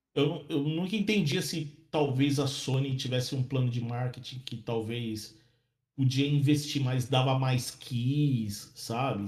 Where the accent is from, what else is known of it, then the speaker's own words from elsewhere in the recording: Santo André, São Paulo, Brazil; moved away as an adult; now in Ireland; eu sou de Santo André, né? Na Grande São Paulo